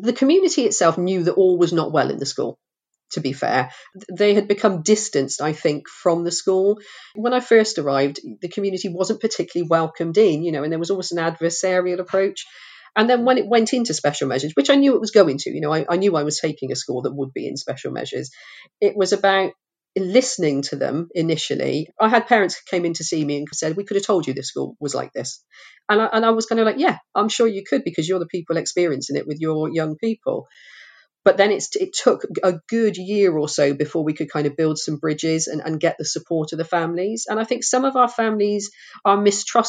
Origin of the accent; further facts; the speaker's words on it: Forest of Dean, South West England, United Kingdom; When I grew up in the Forest of Dean, education was selective still.